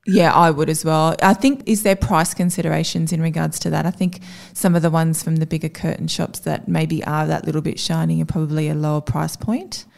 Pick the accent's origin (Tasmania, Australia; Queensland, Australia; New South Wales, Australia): New South Wales, Australia; Avoca Beach; now in Newcastle, Australia; I grew up on the Central Coast, which is the area between Newcastle and Sydney at the beautiful Avoca Beach.